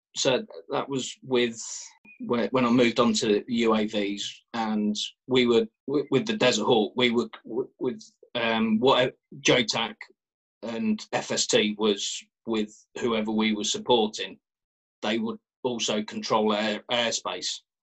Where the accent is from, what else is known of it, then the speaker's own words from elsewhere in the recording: Kettering, East Midlands, United Kingdom; I, I grew up in Kettering in Northamptonshire